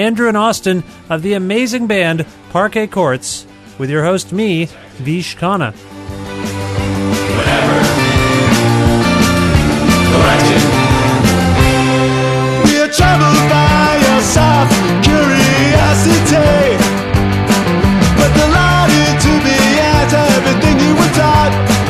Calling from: Guelph, Ontario, Canada; I'm calling you from Guelph, Ontario, Canada

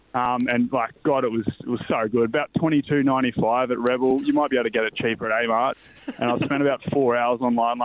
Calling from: Gunnedah, New South Wales, Australia; Boys, I'm calling in from Kitchener Park in Gunnedah, one of the great centres of rugby league excellence in the northwest of New South Wales, home of the mighty Gunnedah Bulldogs.

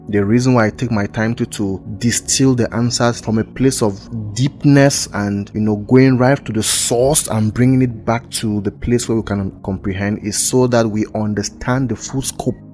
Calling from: Buea, Southwest Region, Cameroon; from Buea, Cameroon.

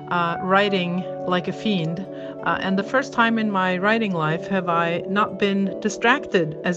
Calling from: New York, United States; from New York

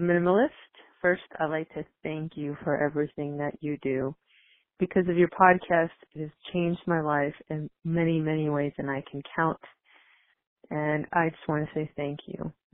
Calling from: Waltham, Massachusetts, United States; I'm calling from Waltham, Mass.

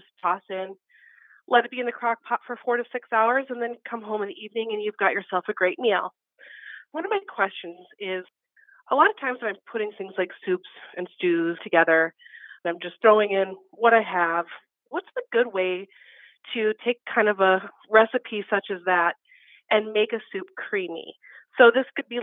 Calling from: Wausa, Nebraska, United States; I am calling from Wausau, Nebraska

